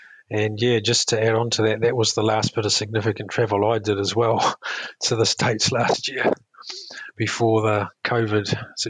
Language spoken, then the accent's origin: English; New Zealand; also born or lived in Hong Kong; Yes, I am a New Zealander, a Kiwi, though I have mixed heritage. My father is a New Zealander and my mother's from Hong Kong. So I've lived in both, grew up in both places.